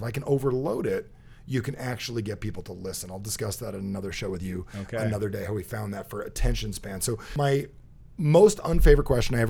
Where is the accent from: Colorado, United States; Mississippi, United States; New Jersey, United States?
New Jersey, United States; Plus, I'm from Jersey